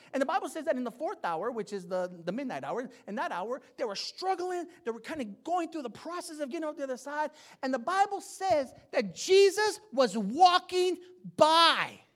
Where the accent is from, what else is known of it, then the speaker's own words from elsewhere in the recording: San Jose, California, United States; I'm from the east side of San Jose. I'm from King and Story